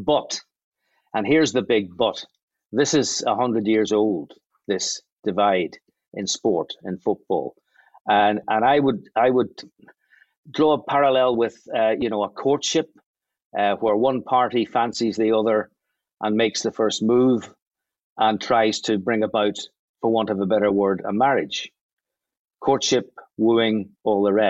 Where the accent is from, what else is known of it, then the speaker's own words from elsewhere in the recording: Belfast, Northern Ireland, United Kingdom; I'm from East Belfast